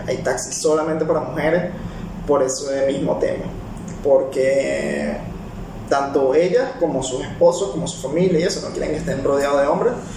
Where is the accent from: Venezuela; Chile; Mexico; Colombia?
Venezuela; also born or lived in Peru; now in United Arab Emirates; soy de Venezuela